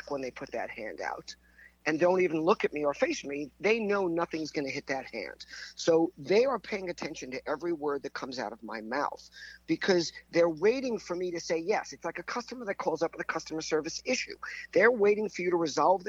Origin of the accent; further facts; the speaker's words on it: Long Island, New York, United States; accent: New York; also born or lived in Pompano Beach, Florida; I grew up in Long Island, just outside of New York